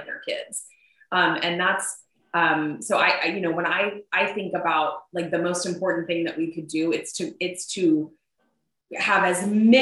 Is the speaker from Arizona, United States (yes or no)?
yes; Arizona, United States; Arizona is my home state